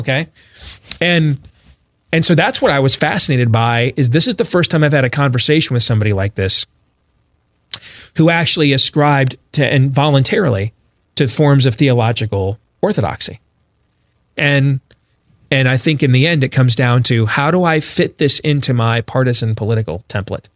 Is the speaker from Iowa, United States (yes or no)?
yes; Iowa, United States; my home state of Iowa